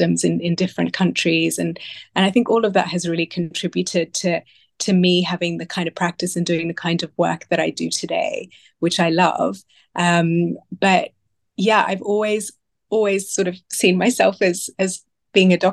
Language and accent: English; Sydney, New South Wales, Australia; now in London, United Kingdom; I was born in Sydney